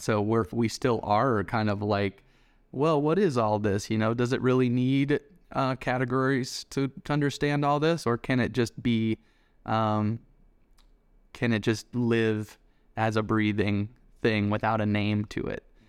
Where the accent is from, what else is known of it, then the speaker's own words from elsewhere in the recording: Denver, Colorado, United States; we grew up in Denver, Colorado together